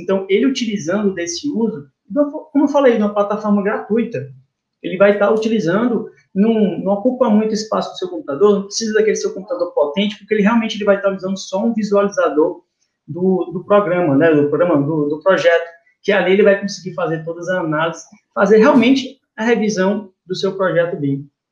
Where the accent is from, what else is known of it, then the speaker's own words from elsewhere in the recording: Teresina, Piauí, Brazil; eu sou daqui de Teresina, Piauí